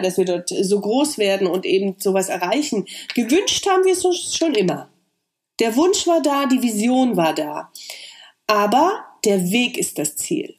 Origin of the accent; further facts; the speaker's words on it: East Germany, Germany; meine Unsicherheit als Ossi